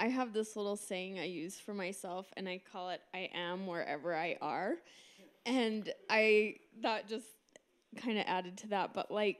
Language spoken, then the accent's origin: English; Utah, United States; moved away; also born or lived in Brazil; I was living in Brazil a few years ago. I was from Utah, and then I moved here.